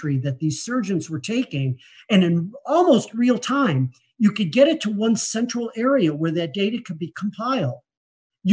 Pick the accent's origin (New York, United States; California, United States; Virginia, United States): New York, United States; Buffalo; my hometown, Buffalo, New York